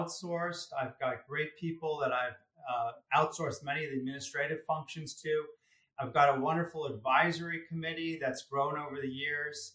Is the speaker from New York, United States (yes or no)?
no; Greenwich, Connecticut, United States; I grew up in Greenwich, Connecticut.